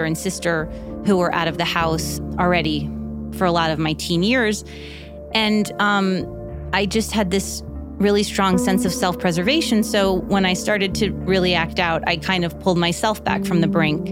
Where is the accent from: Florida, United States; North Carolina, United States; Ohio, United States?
Florida, United States; Miami Beach; now in Los Angeles, United States; I grew up in Miami Beach in the 80s